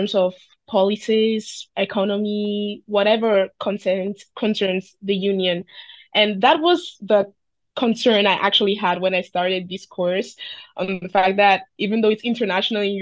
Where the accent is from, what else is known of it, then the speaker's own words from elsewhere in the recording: Greece; I'm Nigerian, born and raised in Greece.